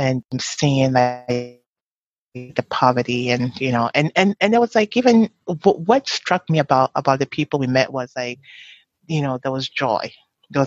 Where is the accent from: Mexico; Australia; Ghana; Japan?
Ghana; Takoradi, Western Region; moved away; poor neighborhoods in Takoradi where I grew up